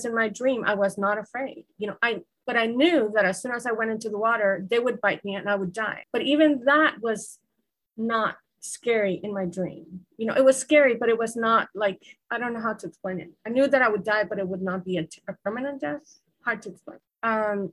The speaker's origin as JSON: {"language": "English", "country": "Guatemala", "tie": "born or raised there", "said": "I grew up in a culture, I'm from Guatemala. I grew up in a culture where snakes are often deadly"}